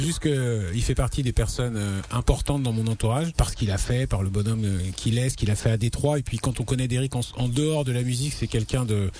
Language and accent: French; Morocco; moved away; Moi, je viens d'Afrique, je suis né au Maroc.